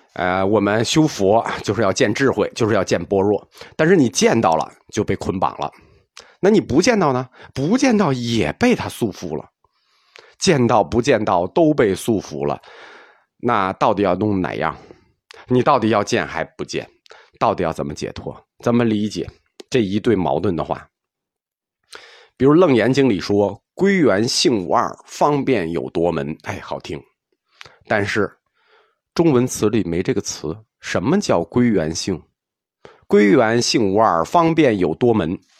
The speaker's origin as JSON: {"language": "Chinese", "country": "China", "said": "我们中国人"}